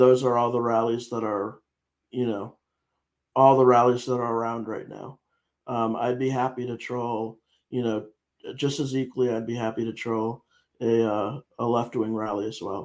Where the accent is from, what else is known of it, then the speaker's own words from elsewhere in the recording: Connecticut, United States; I am from Connecticut, but I'm not from Naugatuck.